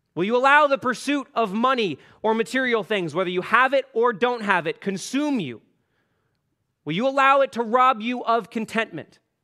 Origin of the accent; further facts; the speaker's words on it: Canada; Canadian Christians